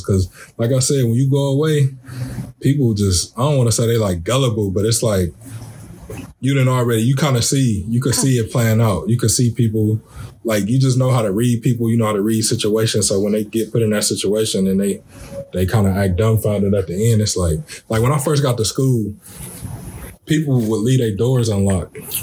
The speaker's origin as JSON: {"language": "English", "town": "Columbus", "region": "Ohio", "country": "United States", "tie": "born or raised there", "said": "I'm from the city, I'm from Columbus"}